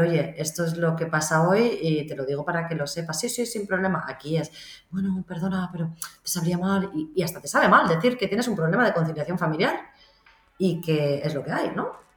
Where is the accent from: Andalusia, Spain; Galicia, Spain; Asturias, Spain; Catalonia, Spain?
Catalonia, Spain; Barcelona; also born or lived in London; yo soy de Barcelona